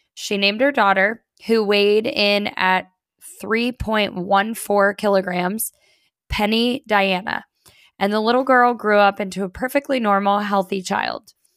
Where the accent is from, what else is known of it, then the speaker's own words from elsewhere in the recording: Northeast Coast, United States; also born or lived in Virginia; now in Florida, United States; we are both from East Coast, Northeast Coast